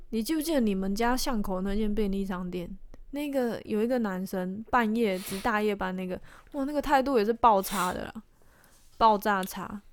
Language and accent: Chinese; Taiwan; 虽然我也是台湾人啊